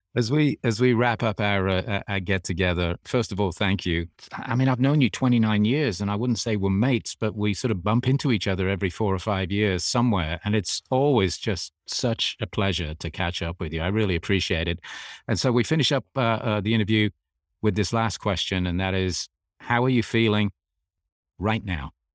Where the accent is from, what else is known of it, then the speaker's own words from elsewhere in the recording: England, United Kingdom; growing up in England